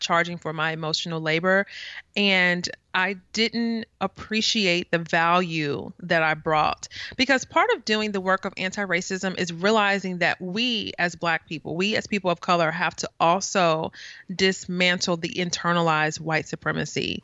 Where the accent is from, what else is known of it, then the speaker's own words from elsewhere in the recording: St. Louis, Missouri, United States; now in East Coast, United States; I am from the Midwest, so I am definitely, like, Midwest, Saint Louis.